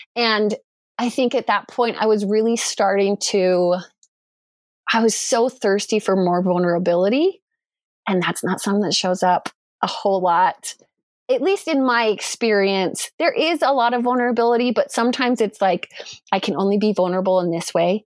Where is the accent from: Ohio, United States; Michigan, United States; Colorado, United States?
Colorado, United States; Durango; moved away as an adult; also born or lived in Idaho; I was born and raised in Durango, Colorado.